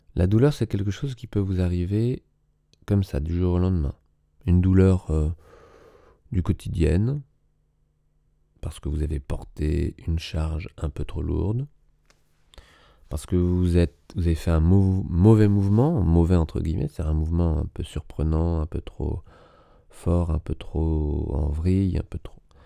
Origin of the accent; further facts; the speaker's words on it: Paris, Île-de-France, France; j'ai grandi à Paris